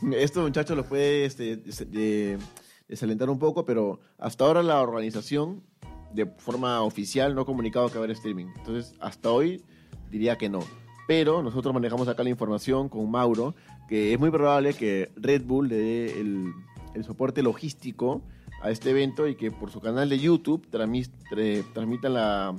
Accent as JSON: {"language": "Spanish", "country": "Peru", "said": "como peruanos queremos que nuestros representantes eh, hagan un papel"}